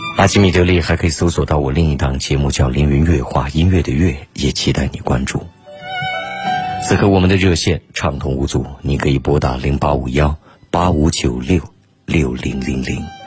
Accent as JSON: {"language": "Chinese", "country": "China", "said": "作为中国人， 任何比赛当然都是希望中国人能够赢下的"}